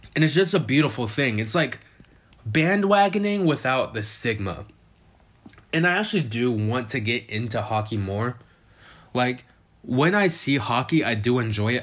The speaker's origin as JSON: {"language": "English", "town": "Vallejo", "region": "California", "country": "United States", "tie": "born or raised there", "said": "I'm from Vallejo, California, in the Bay Area"}